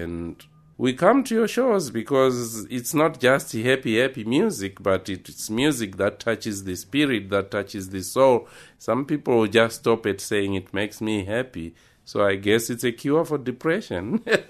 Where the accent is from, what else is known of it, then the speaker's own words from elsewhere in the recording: Zimbabwe; now in Tucson, United States; I was born in Zimbabwe. Yes, more in the rural areas, just outside the capital city, Harare.